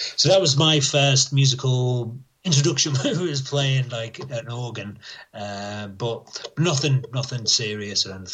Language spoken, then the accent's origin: English; across the River Mersey from Liverpool, North West England, United Kingdom; I grew up around Liverpool, um, just across the River Mersey from Liverpool.